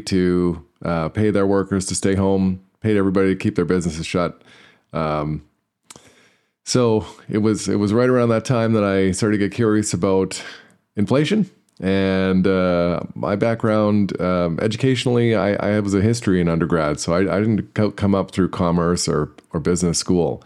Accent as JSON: {"language": "English", "country": "Canada", "said": "I'm Canadian"}